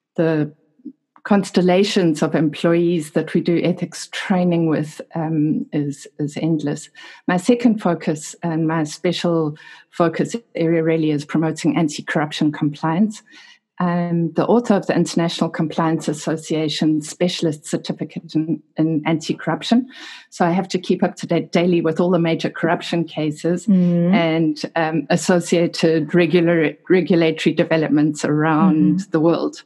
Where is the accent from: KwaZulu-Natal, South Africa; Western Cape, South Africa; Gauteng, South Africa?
KwaZulu-Natal, South Africa; Durban; my hometown, which is Durban in South Africa.